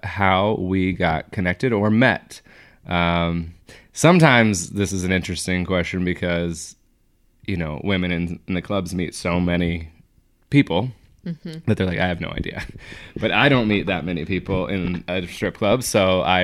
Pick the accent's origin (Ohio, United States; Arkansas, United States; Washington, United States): Washington, United States; Seattle; I'm from Seattle